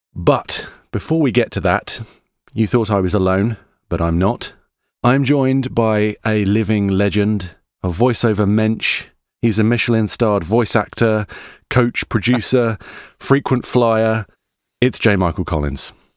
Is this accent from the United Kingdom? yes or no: yes; United Kingdom; we're British voice actors